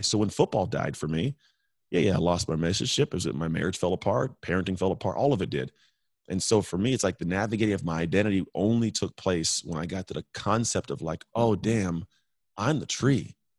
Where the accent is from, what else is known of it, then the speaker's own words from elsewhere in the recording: United States; I'm American